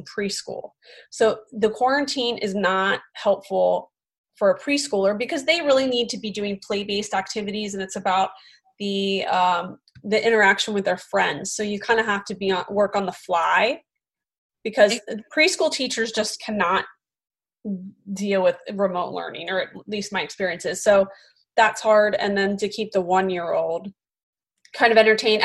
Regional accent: Philadelphia, Pennsylvania, United States; accent: Philly; my Philly accent.

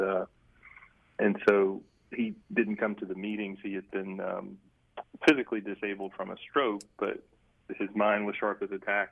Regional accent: Greensboro, North Carolina, United States; born or raised there

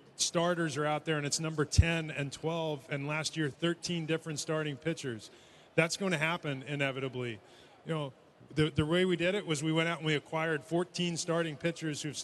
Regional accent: Northeast, United States; I grew up in the Northeast

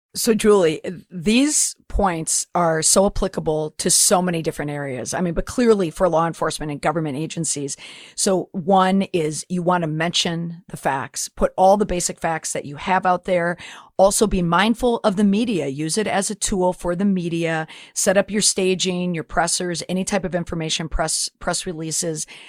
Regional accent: Minnesota, United States; I'm from Minnesota

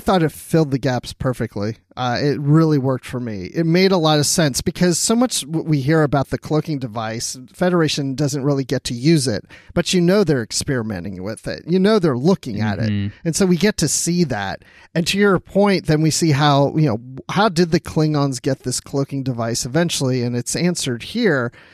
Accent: Maryland, United States; I grew up in Maryland

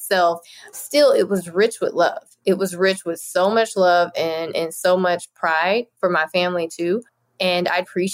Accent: Lewisville, Arkansas, United States; I was raised in Louisville, Arkansas.

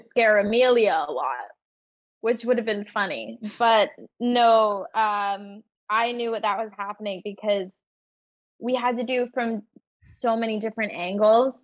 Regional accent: Toronto, Ontario, Canada; they filmed it in my hometown

